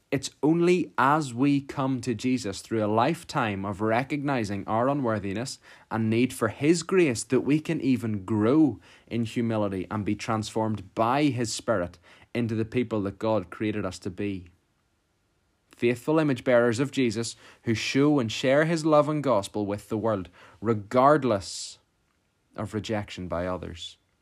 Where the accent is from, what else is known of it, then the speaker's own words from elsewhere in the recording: Portadown, Northern Ireland, United Kingdom; I'm from Portadown